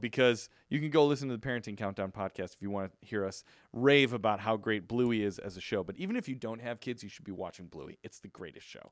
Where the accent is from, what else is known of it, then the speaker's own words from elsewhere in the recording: Chicago, Illinois, United States; now in Southern California, United States; growing up in Chicago